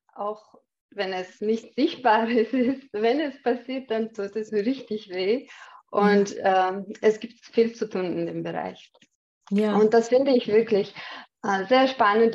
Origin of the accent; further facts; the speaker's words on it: Chechnya, Russia; German is a second language; moved away as an adult; also born or lived in Austria; now in Vienna, Austria; Ich komme aus Tschetschenien. Bin, ähm, bin äh, vor 18 Jahren mit meinem Mann äh, nach Österreich als Flüchtling gekommen.